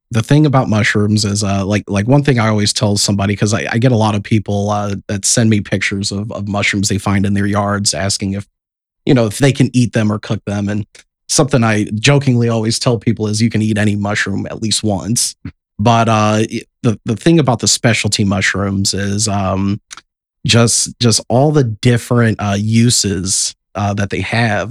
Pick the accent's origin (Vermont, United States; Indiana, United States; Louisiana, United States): Indiana, United States; South Bend; We're all born and raised in South Bend.